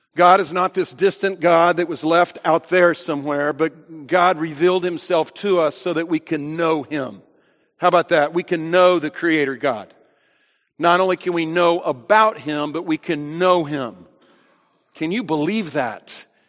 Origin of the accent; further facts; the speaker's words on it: United States; I am an American